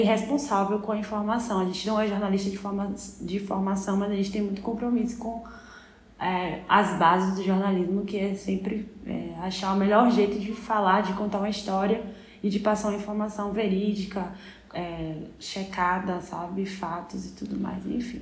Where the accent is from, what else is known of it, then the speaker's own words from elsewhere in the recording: Salvador, Bahia, Brazil; a gente é de Salvador